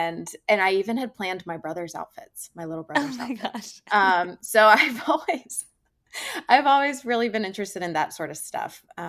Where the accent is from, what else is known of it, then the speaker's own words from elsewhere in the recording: Georgia, United States; So anyway, I grew up in Georgia. I was very outdoorsy, but I was an incredibly big girly girl.